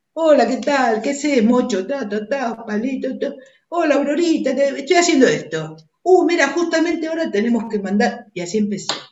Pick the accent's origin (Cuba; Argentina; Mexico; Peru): Argentina; Buenos Aires; Nací en Devoto, en, el, en el hospital de Devoto